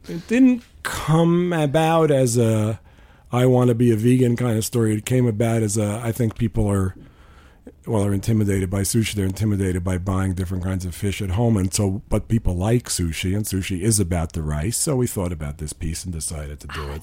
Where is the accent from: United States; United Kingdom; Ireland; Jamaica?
United States; New York; I grew up in New York